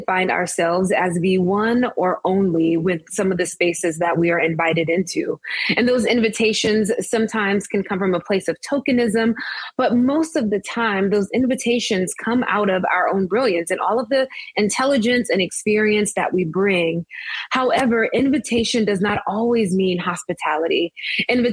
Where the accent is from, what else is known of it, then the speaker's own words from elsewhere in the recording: Biloxi, Mississippi, United States; now in Princeton, United States; I am from Biloxi, Mississippi, born and raised on the Mississippi Gulf Coast